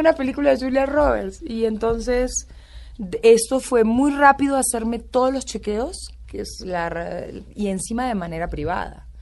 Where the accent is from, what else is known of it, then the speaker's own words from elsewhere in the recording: Concordia, Entre Ríos, Argentina; also born or lived in Buenos Aires; now in Bogotá, Colombia; Mucha honra soy de pueblo. Y mm, en el libro cuento mucho de Concordia, de cómo me crié, de, de dónde nací